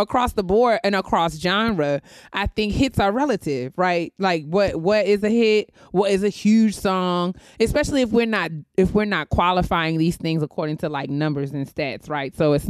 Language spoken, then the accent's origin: English; New York, United States; growing up in New York